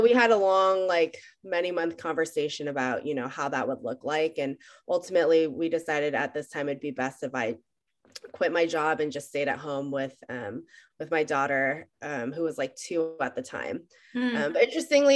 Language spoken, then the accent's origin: English; Bay Area, California, United States; also born or lived in San Jose / Los Altos; I am the person that either loves or just the boring person that never left the Bay Area. I was born in San Jose